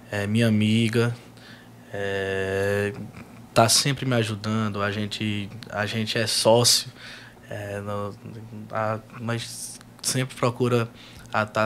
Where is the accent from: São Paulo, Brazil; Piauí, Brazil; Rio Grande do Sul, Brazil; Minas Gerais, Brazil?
Piauí, Brazil; Piauí. É, minha terra querida, meu estado, lugar que eu amo, que eu defendo, que eu abraço, que tem um amor, um carinho enorme.